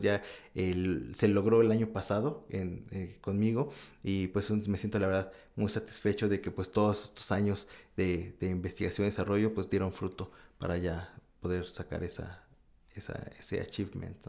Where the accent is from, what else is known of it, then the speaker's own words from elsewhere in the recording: Mexico; moved away as an adult; now in Osaka, Japan; como mexicano